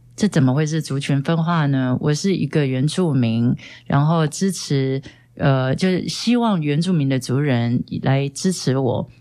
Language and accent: Chinese; Hualien County, Taiwan; 我是花莲人